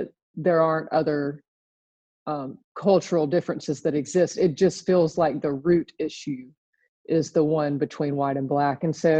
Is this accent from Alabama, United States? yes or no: yes; Birmingham, Alabama, United States; I was born and raised in Birmingham, Alabama, a little suburb just west of the city